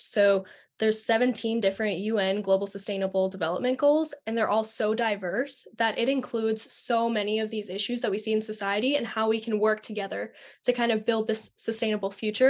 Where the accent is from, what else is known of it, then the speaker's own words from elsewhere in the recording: Delaware, United States; I'm from Delaware